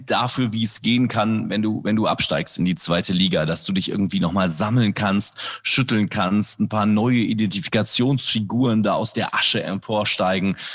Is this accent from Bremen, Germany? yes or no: no; Aachen, Bergisches Land, Cologne, North Rhine-Westphalia, Germany; German is a second language; also born or lived in Indonesia / Overath; Ich bin ja die ersten sechs Jahre meines Lebens in Indonesien aufgewachsen, äh, zwar in Deutschland geboren, aber dann rüber und deswegen habe ich das hier im Westen äh, der Republik, also Aachen und hinterher dann äh, Nordrhein-Westfalen, Bergischer Kreis und Köln